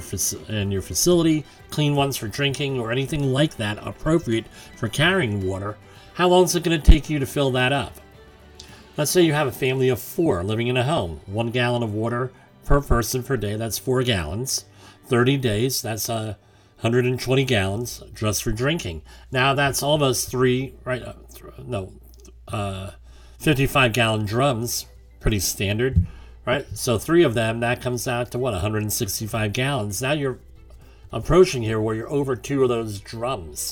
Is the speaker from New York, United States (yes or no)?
yes; New York, United States; my home state of New York